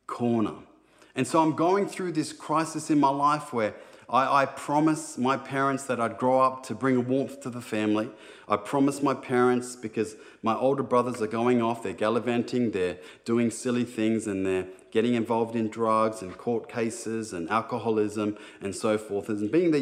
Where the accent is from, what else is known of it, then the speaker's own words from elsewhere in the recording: Sydney, New South Wales, Australia; growing up in Sydney, it was pretty tough at times